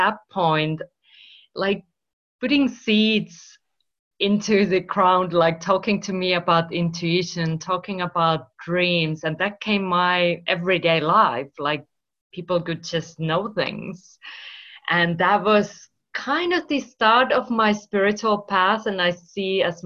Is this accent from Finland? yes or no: yes; Finland; English is a second language; moved away as an adult; also born or lived in Spain / United Kingdom / United States / Australia; now in Marbella, Spain; I'm originally from Finland, if you wonder where this accent comes from